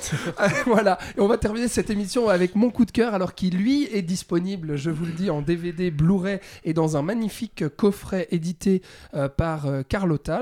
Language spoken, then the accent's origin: French; Switzerland; chez nous en Suisse